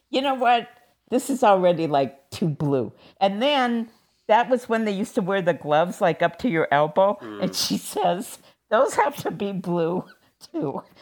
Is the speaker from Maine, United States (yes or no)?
no; Seattle, Washington, United States; born or raised there